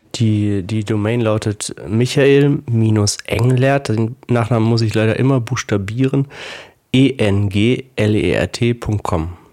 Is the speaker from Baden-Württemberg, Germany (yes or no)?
yes; Heidelberg, Baden-Württemberg, Germany; ich bin in Heidelberg aufgewachsen und habe dort Abitur gemacht